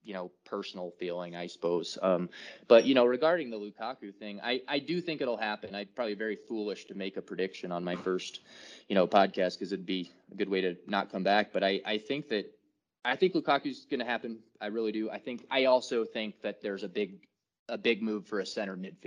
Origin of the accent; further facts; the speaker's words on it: United States; being an American